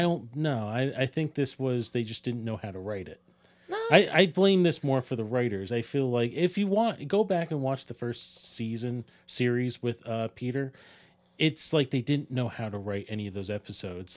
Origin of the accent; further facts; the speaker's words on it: Ireland; As an Irishman